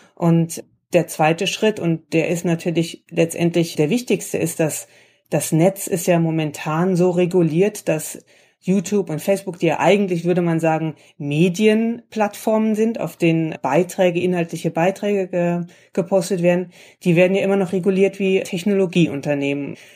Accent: Germany; now in Washington, United States; ich komme aus Deutschland

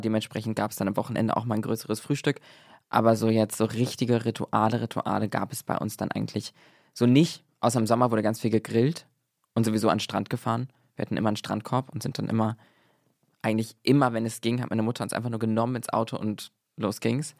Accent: Germany; now in Berlin, Germany; ich komme aus der Nähe von Hamburg

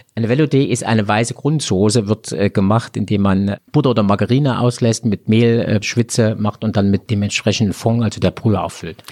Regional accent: Thuringia, Germany; bei uns in Thüringen

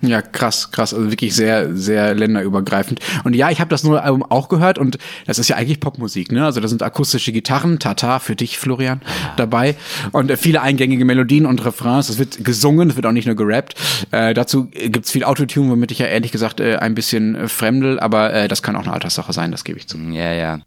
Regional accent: Ruhr area, North Rhine-Westphalia, Germany; ich bin ja im Ruhrgebiet aufgewachsen

